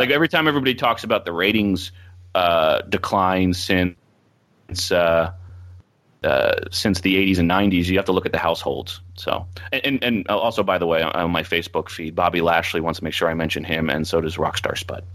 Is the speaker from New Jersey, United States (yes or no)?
yes; Philadelphia area, New Jersey, United States; South Jersey, Philadelphia area. So, like, I grew up twelve minutes from the E C W arena